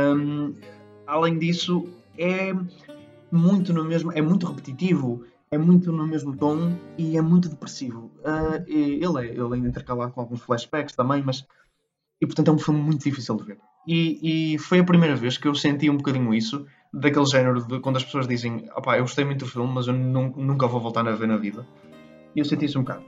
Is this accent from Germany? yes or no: no; Portugal; somos portugueses